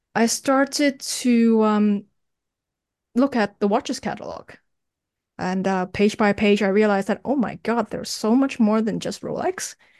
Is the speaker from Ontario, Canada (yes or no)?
yes; Toronto, Ontario, Canada; moved away as an adult; now in Hong Kong; I was born in Hong Kong and I moved to Canada when I was ten, studied there, graduated there.